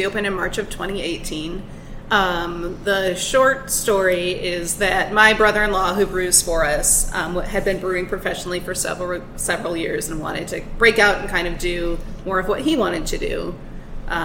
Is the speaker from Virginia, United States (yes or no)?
no; northwest Iowa, United States; moved away; also born or lived in Manson, Iowa; So I'm from a small town in northwest Iowa called Kinnearum. I went to high school in Manson